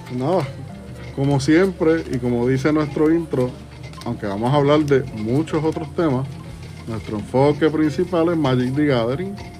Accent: Puerto Rico; como boricuas que somos

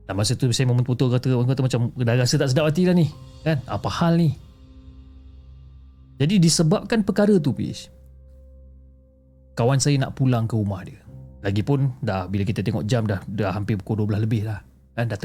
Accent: Port Klang, Selangor, Malaysia; dan saya berasal daripada Port Klang.

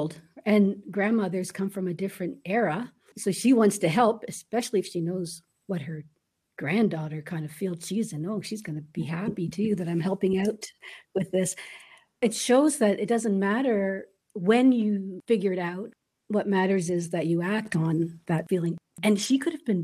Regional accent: Canada; now in Chile; as a Canadian

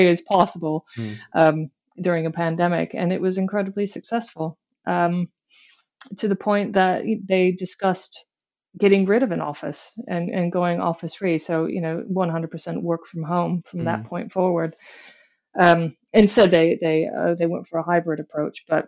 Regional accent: Michigan, United States; moved away as an adult; now in United Kingdom; I hail from the United States, from a state called Michigan, from a place that was so in the middle of nowhere

